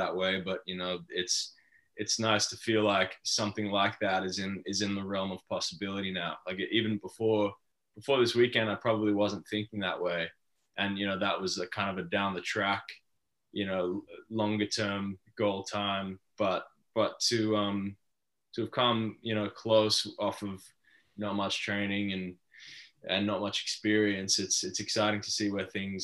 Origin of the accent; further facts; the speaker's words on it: Australia; being Australian